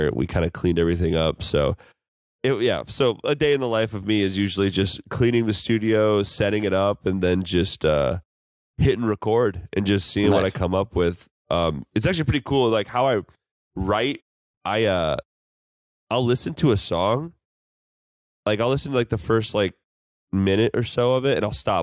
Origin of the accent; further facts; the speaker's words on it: Bettendorf, Iowa, United States; I'm from Bettendorf, Iowa.